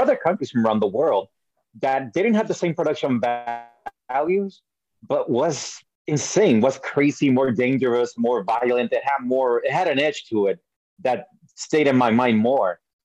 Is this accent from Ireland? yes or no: no; Puerto Rico; also born or lived in New York; I was born in New York. I was raised in Puerto Rico